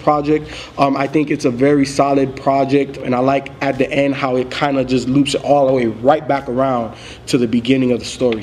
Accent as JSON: {"language": "English", "town": "Miami", "region": "Florida", "country": "United States", "tie": "born or raised there", "said": "me growing up in Miami"}